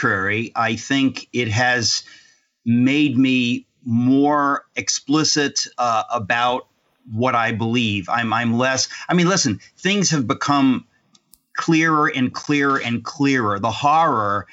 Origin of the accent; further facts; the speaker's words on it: New York City, New York, United States; I was born in New York